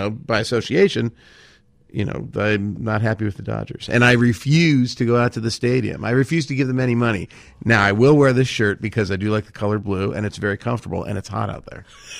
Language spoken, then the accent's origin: English; Los Angeles, California, United States; I grew up in Mar Vista, yeah.